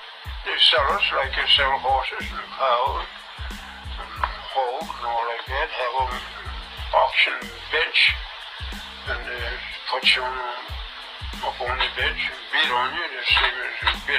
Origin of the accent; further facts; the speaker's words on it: Charlottesville, Virginia, United States; I was born in Charlottesville, Virginia. My grandfather belonged to Thomas Jefferson.